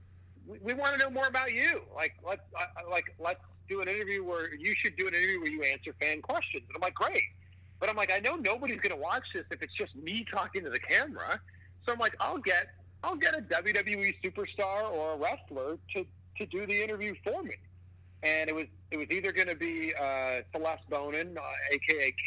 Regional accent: Pickering, Ontario, Canada; also born or lived in Toronto; my hometown of Pickering, Ontario

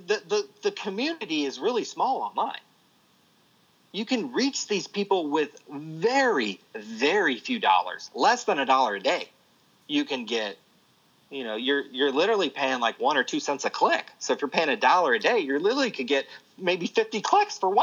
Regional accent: California, United States; I was born in California

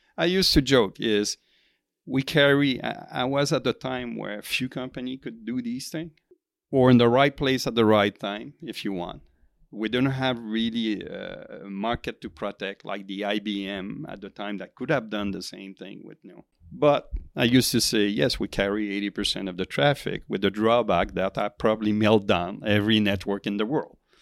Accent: Quebec, Canada; moved away as an adult; also born or lived in Silicon Valley; I, I come from Quebec

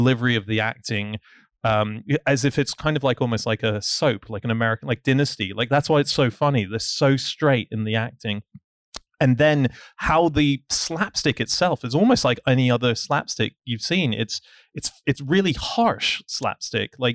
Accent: Hong Kong; I grew up in Hong Kong

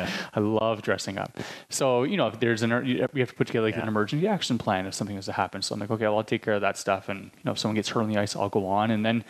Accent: Ontario, Canada; I came from Ontario. Like, I had no network here. Didn't grow up here.

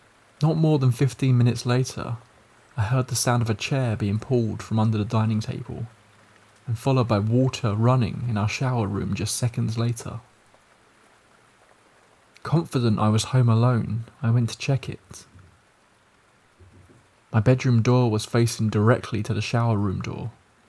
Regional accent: Malaysia; English is a second language; In my culture, I'm Malaysian, we have ghosts like Pontianak, Pocong, Toyol, Langsir, among others.

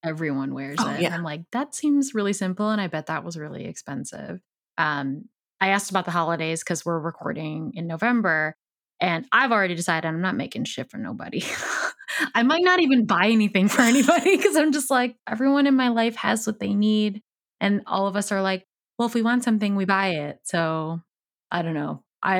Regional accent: Chicago, Illinois, United States; where are you from? That's the question. I'm like, Chicago.

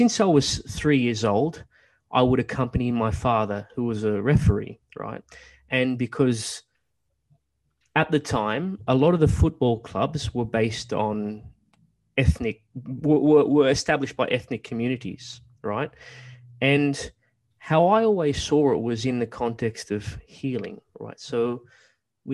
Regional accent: Australia; growing up in Australia

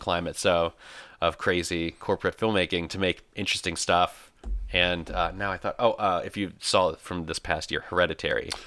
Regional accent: Michigan, United States; moved away as an adult; I was born here in Michigan. I was raised here

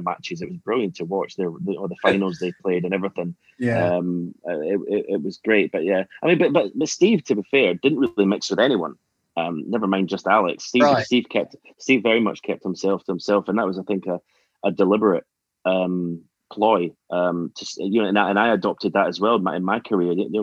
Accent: Edinburgh, Scotland, United Kingdom; moved away as an adult; also born or lived in Auchterarder, Perthshire; now in England; I was born in Edinburgh. In Gorgie, okay. So I was a Hearts fan growing up

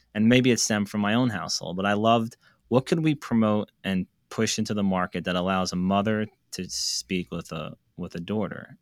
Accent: United States; also born or lived in New York; I grew up in New Jersey, New York

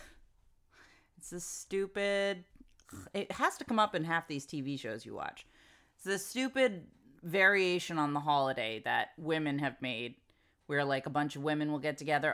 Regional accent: United States; I'm American

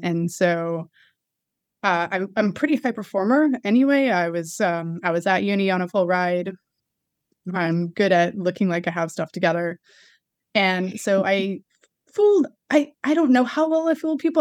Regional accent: United States; accent: American; moved away as an adult; now in London, United Kingdom; when i came over here with my American accent

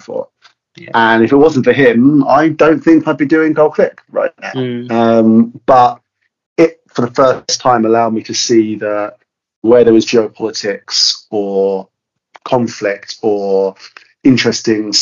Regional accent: London area, United Kingdom; I'm personally from the London area

